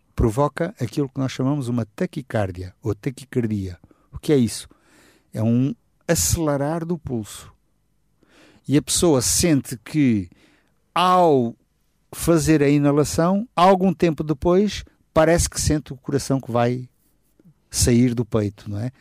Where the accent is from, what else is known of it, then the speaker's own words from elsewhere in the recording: Setúbal, Portugal; eu sou da região de Setúbal, vivi lá, cresci lá